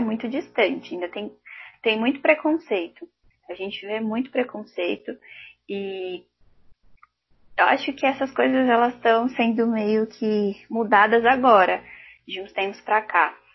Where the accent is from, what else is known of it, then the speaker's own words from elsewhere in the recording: São Paulo, Brazil; eu sou moradora do Jaraguá, que é um bairro na zona noroeste de São Paulo